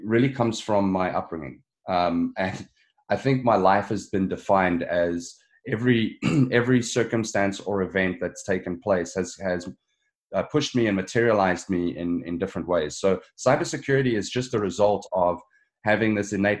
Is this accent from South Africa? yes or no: yes; Johannesburg, Gauteng, South Africa; moved away as an adult; now in Ontario, Canada; I grew up in Johannesburg